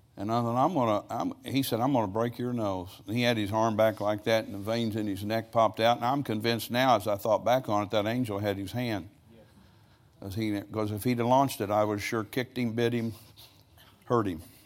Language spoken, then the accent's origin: English; United States